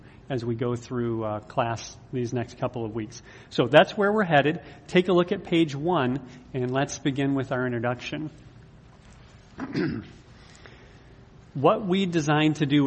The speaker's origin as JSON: {"language": "English", "country": "United States", "said": "you and I as American, modern American Christians"}